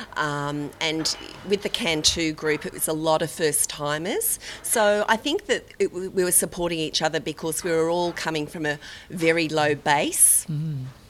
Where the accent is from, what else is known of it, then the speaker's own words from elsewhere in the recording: Sydney, New South Wales, Australia; I'm from Bondi, Sydney, Australia.